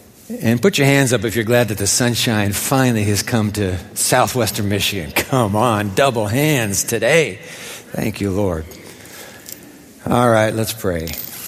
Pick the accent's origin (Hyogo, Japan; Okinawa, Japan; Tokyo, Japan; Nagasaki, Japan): Tokyo, Japan; I was born in Tokyo, grew up in Japan.